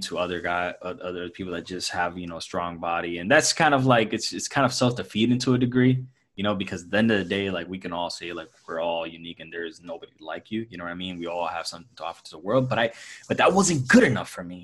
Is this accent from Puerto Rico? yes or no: yes; Puerto Rico; I grew up in, in Puerto Rico, born and raised in Puerto Rico